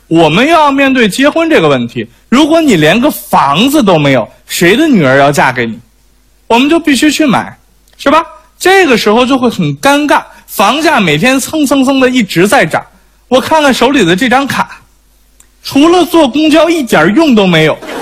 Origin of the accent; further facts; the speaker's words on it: Beijing, China; 我是北京人，生在北京，但是我也租过房子